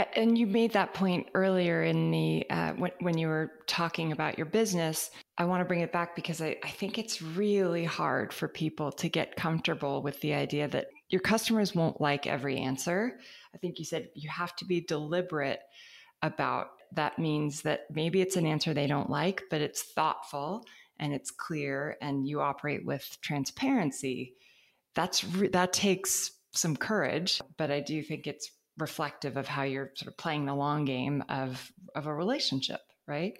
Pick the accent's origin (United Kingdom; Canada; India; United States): United States; California; as a Californian